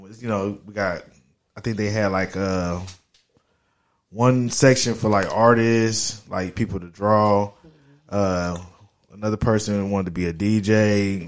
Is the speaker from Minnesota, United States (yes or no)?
no; Dayton, Ohio, United States; From Dayton, Ohio